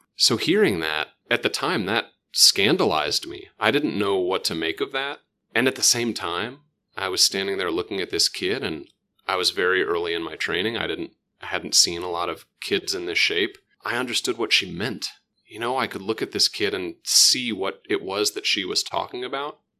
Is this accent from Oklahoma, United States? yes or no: yes; Oklahoma, United States; moved away as an adult; I still say I'm from Oklahoma